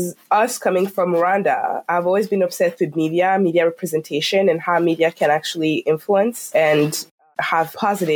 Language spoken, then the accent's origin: English; France; moved away as an adult; I was raised in France.